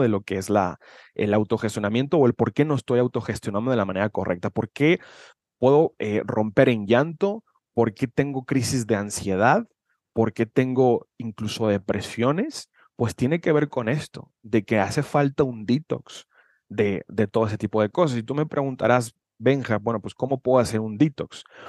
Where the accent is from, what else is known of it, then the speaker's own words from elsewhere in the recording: Guadalajara, Jalisco, Mexico; soy de Guadalajara, Jalisco, México